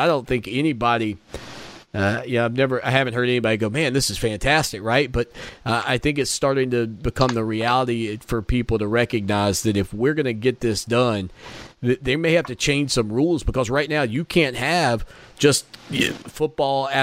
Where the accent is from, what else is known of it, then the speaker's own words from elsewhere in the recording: United States; I, as an American